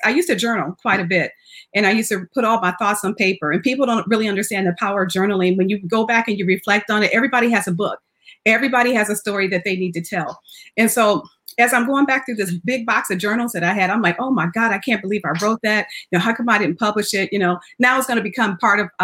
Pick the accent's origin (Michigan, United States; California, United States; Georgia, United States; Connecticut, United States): Michigan, United States; Jackson; also born or lived in Phoenix, Arizona; now in San Antonio, United States; I actually grew up in Jackson, Michigan